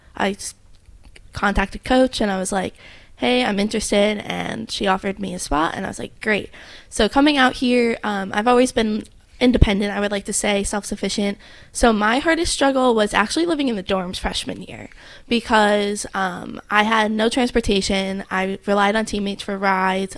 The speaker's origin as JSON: {"language": "English", "region": "New Jersey", "country": "United States", "moved": "yes", "lives_now": "Hawaii, United States", "said": "I'm from New Jersey"}